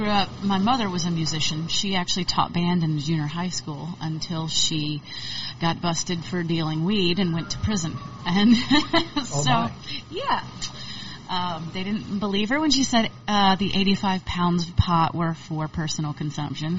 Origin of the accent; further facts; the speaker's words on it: Stone Mountain, Georgia, United States; also born or lived in Atlanta, Georgia / North Carolina / Virginia / Florida; now in Austin, United States; I call Stone Mountain my kind of hometown, even though we lived a lot of places around Atlanta